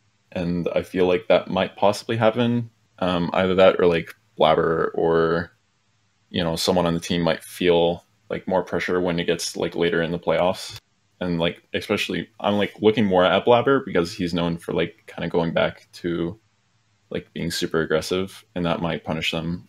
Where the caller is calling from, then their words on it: Turlock, California, United States; Turlock, California.